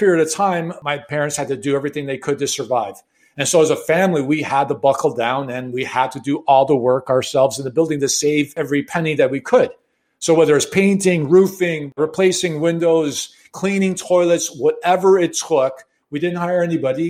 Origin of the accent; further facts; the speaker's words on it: Chicago, Illinois, United States; I was born and raised in Chicago in the late 60s, 70s